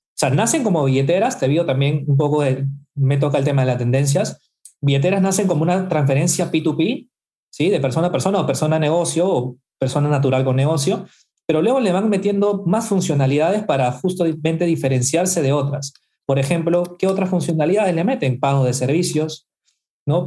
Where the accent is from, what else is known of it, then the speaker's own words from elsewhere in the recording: Peru; estoy en Perú, soy peruano y vivo acá en Lima